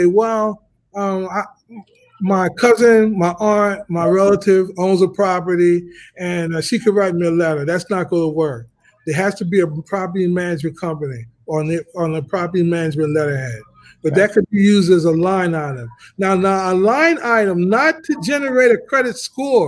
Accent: New York, United States; I'm from New York. I graduated, you know, and growing up in New York in the 70s, everybody lived in an apartment

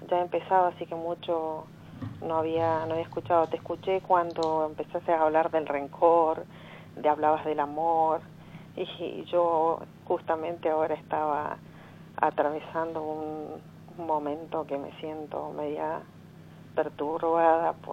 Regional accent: San Rafael, Mendoza, Argentina; de Cuadro de Negas, en distrito de San Rafael.

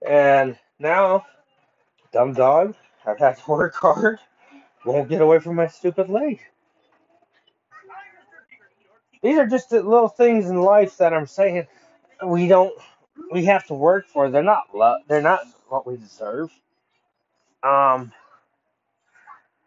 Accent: United States; as American people

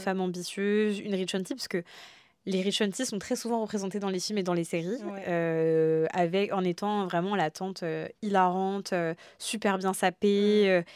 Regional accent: France; also born or lived in Algeria (heritage) / Réunion (heritage); on est français, enfin une nationalité française et je suis très fière aussi de ma culture française

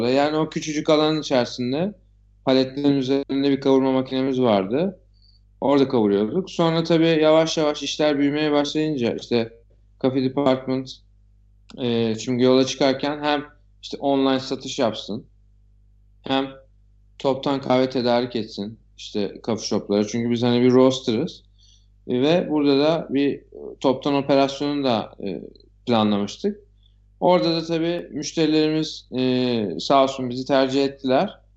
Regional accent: Istanbul, Turkey; doğma büyüme Nişantaşı çocuğuyum.

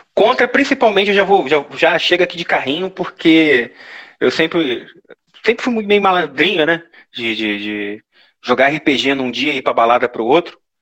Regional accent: interior of Rio de Janeiro, Brazil; accent: interior of Rio de Janeiro; com esse sotaque da gente, você pode falar que é interior do Rio de Janeiro

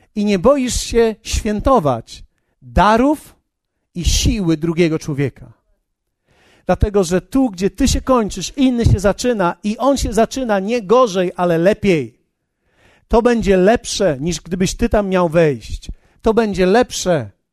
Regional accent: Poland; ja jestem, jestem z Polski

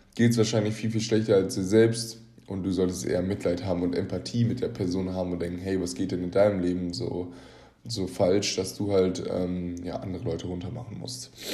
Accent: Germany; wir uns als Deutsche

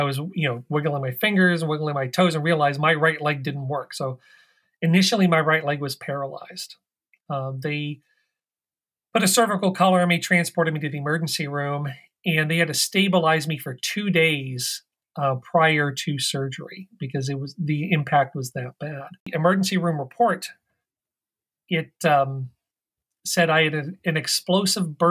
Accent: Midwest, United States; moved away as an adult; now in Washington, D.C., United States; I grew up in the Midwest, but I've lived out here in the Washington, D.C. area since the early 90s.

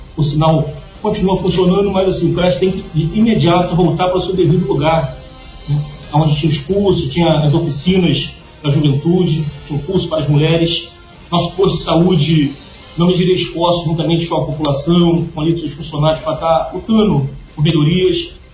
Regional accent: Angra dos Reis, Rio de Janeiro, Brazil; nascida e criada aqui no Parque Belém

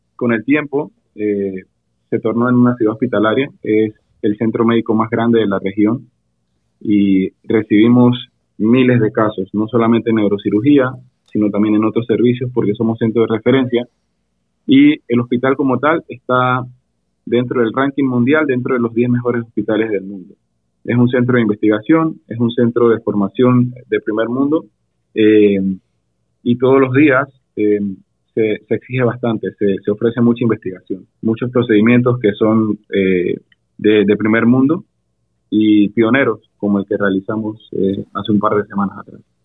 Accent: Panama; also born or lived in Panama City, Panama; yo soy panameño, resido en la ciudad, específicamente en el área de Llano Bonito, Juan Díaz.

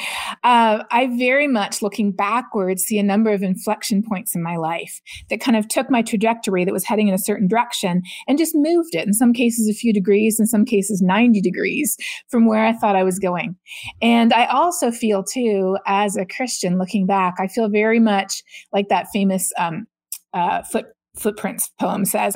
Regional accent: Canada; Growing up in Canada, you learn about climate change in your geography and your science classes

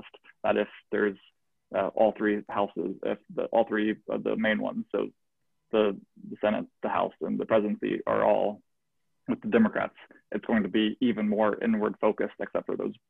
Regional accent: United States

